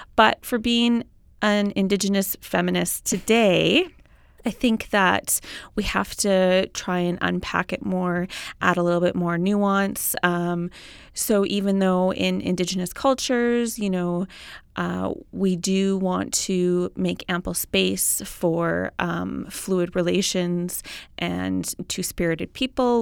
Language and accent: English; Inuvik, Northwest Territories, Canada; now in Edmonton, Canada; I grew up in Inuvik